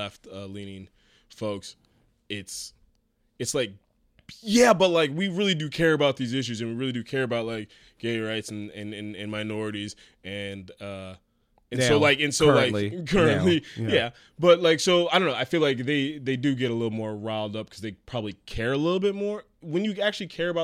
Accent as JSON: {"language": "English", "area": "Orange County", "region": "California", "country": "United States", "tie": "born or raised there", "said": "I grew up in Orange County. I grew up in the most Republican part of California."}